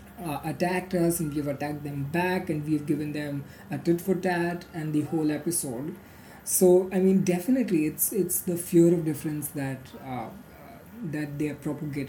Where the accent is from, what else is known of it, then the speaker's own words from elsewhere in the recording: Marathi majority Hindu community, Maharashtra, India; growing up in Marathi majority Hindu community